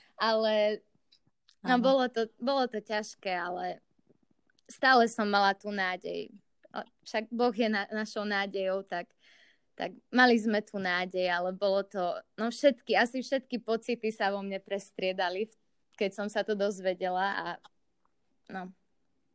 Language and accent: Slovak; Rožňava, Košice Region, Slovakia; kedy by som prišla domov do Rožňavy